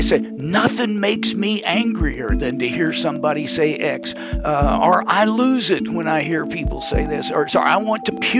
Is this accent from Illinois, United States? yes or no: no; Louisville, Kentucky, United States; I'm from Louisville, Kentucky, and I sound like I'm from Louisville, Kentucky